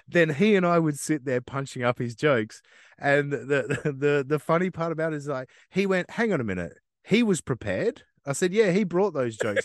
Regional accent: Australia; I know I'm from Australia

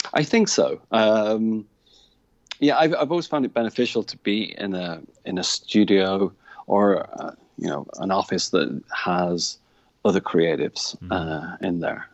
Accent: a town about 20 miles from Manchester, between Manchester and Liverpool, North West England, United Kingdom; moved away as an adult; now in Ireland; I actually come from a town about 20 miles away from Manchester. It's situated probably the same distance to Liverpool as it is to Manchester

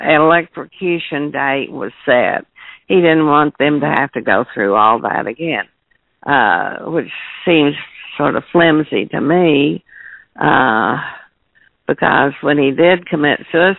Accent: Crawford County, Arkansas, United States; now I'm from around here, and so, I mean, I grew up. I was born in Crawford County.

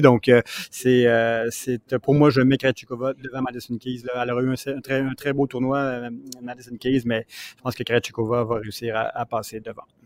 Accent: Repentigny, Quebec, Canada; je suis de Repentigny aussi

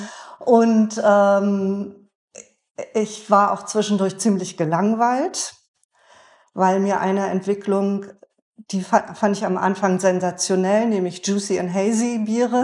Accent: Bremen, Germany; ich bin ja auch in Bremen geboren

